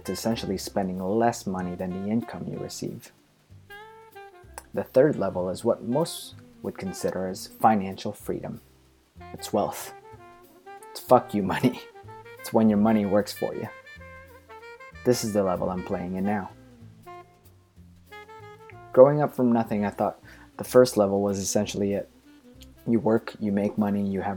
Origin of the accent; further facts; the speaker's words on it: Philippines; Growing up in the Philippines